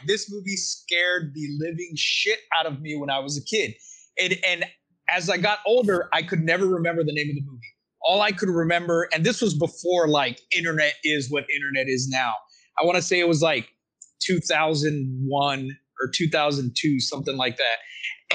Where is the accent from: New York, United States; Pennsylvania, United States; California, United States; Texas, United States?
Texas, United States; I'm from Texas